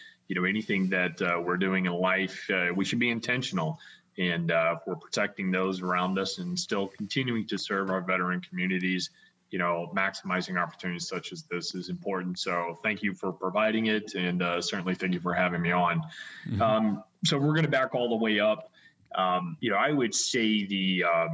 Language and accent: English; Florida, United States; Growing up in Florida, I went to a particular school